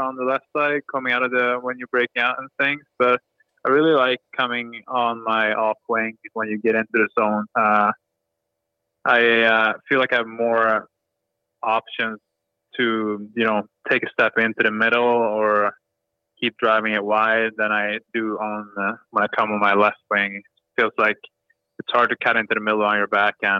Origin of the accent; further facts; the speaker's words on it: Sweden; English is a second language; moved away as an adult; also born or lived in Kramfors / Manchester; now in Los Angeles, United States; Growing up in Sweden